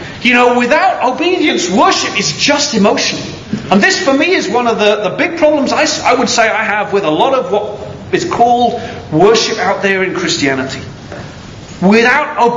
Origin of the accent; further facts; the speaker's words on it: United Kingdom; I am British